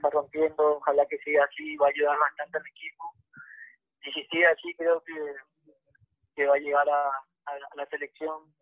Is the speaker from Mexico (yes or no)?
no; Paraguay; moved away as an adult; now in Peru; mi país, ¿no? Que, donde nací